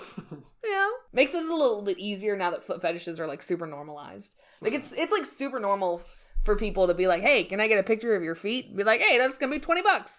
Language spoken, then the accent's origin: English; United States; We're from America